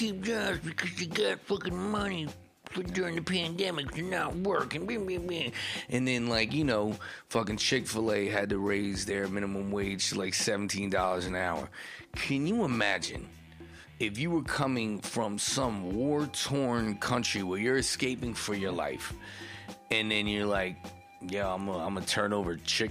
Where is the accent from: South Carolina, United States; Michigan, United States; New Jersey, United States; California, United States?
New Jersey, United States; growing up in North Jersey, there is a lot of different types of Latinos